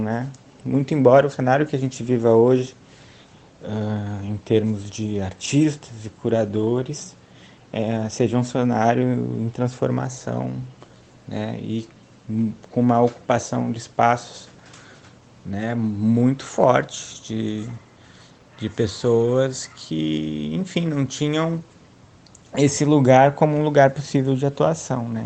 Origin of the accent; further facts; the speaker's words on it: Porto Alegre, Rio Grande do Sul, Brazil; moved away as an adult; now in Rio de Janeiro, Brazil; E sou de Porto Alegre, nascido e criado lá até 2013, que é quando eu venho para o Rio de Janeiro